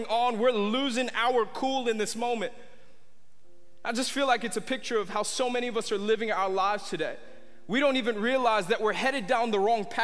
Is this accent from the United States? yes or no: yes; New York, United States; when I was a kid, I was born in New York, and I remember in our house right behind us in our backyard, there was literally thousands of acres.